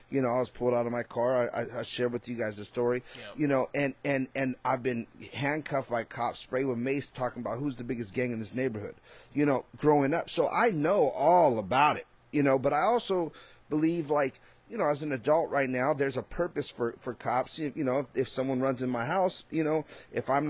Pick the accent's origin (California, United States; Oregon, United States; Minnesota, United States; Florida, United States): California, United States; I'm from Cali